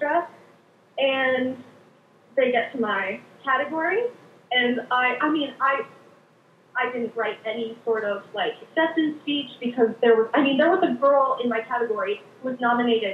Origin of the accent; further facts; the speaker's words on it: Richmond, Virginia, United States; moved away as an adult; now in New York City, United States; I'm from Richmond, Virginia.